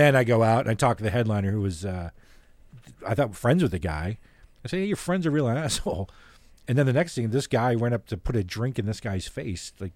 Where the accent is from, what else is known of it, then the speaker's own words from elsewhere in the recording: Canada; I'm Canadian